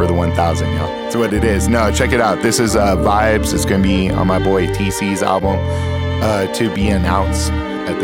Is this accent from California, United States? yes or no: yes; San Diego, California, United States; moved away as an adult; also born or lived in Roswell, New Mexico; now in Albuquerque, United States; I grew up in Southern California, San Diego. So I spent most of my life in the West Coast